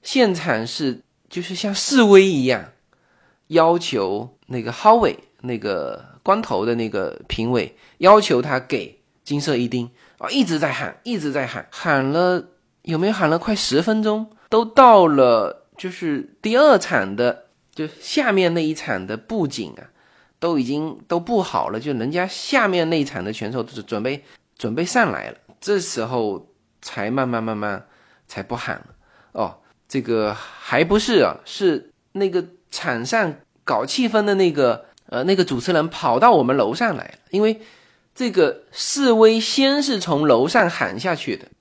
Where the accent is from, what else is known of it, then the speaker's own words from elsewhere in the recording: China; 我们中国人